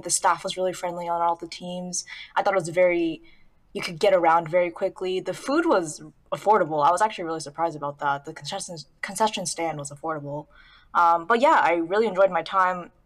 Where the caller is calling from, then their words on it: Southern California, United States; I'm calling from Southern California